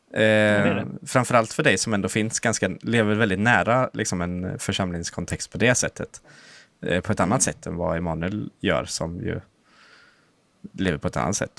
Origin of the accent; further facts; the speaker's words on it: Östergötland, Sweden; vi är från Östergötland, liksom. Släkten